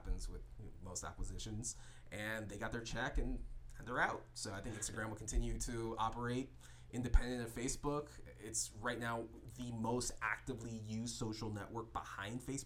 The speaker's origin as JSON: {"language": "English", "town": "Fort Lauderdale", "region": "Florida", "country": "United States", "also_born_or_lived": "Jacksonville, Florida", "moved": "yes", "lives_now": "West Coast, United States", "said": "originally I'm from Fort Lauderdale, but I spent most of my adult life, or I've spent most of my adult life living in Jacksonville before I moved over to the West Coast"}